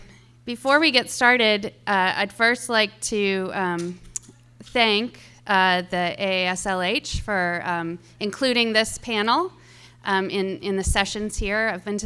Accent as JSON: {"language": "English", "town": "Kansas City", "region": "Missouri", "country": "United States", "tie": "born or raised there", "said": "I grew up here in Jackson County, and it's nice to be back home. My family has been in Missouri for about 200 years, but I no longer live in Missouri"}